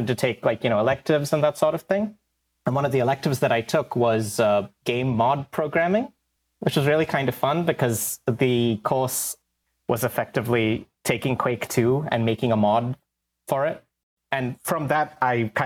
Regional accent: India; moved away; When I was growing up in India

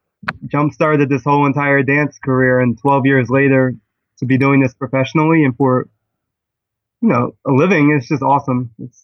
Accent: Philadelphia, Pennsylvania, United States; I am from Philadelphia, and I really am a lover of dance.

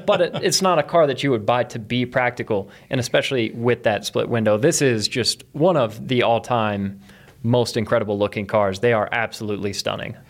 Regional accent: East Coast, United States; now in Colorado, United States; where I grew up on the East Coast

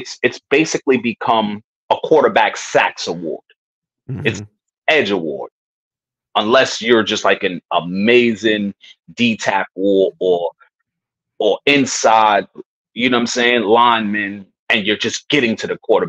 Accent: New York, United States; man, yo, I'm from New York, home of the hustlers.

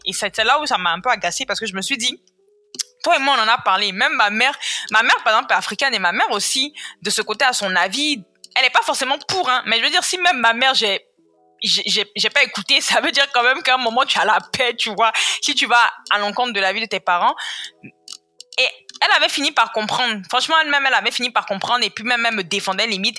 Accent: Côte d’Ivoire; Je suis née, j'ai grandi en Côte d'Ivoire

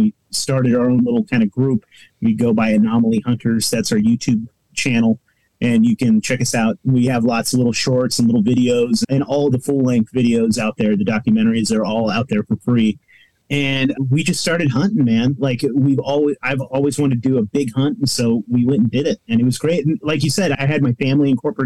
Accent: Eureka, California, United States; now in Portland, United States; I grew up in the Pacific Northwest, specifically in Northern California, Eureka, California

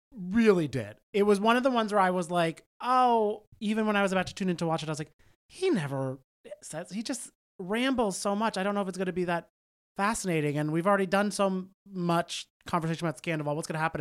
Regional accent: New Jersey, United States; I am from Jersey. I went to the same public schools that all of this cast

